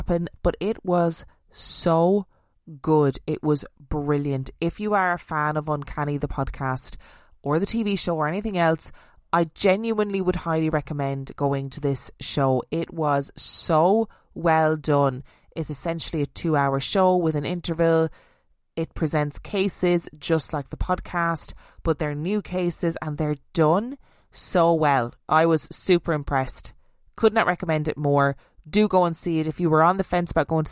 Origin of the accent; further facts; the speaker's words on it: Canterbury, South East England, United Kingdom; my hometown